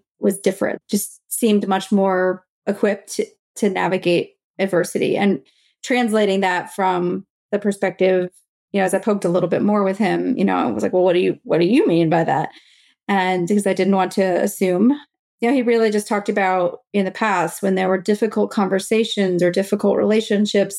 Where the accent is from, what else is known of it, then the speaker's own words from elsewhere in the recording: the South, United States; I was from the South